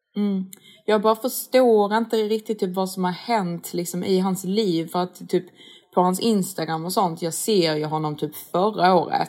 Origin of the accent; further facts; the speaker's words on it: Sweden; man som svensk